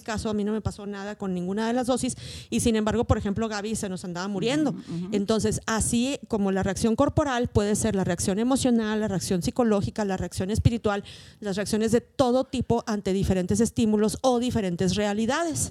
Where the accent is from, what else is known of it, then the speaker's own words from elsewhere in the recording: Mexico; las personas que hablamos español, que somos mexicanas, que vivimos en un mismo contexto